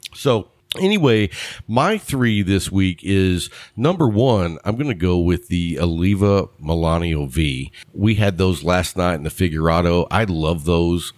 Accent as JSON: {"language": "English", "region": "Texas", "country": "United States", "said": "I, am a Texas guy"}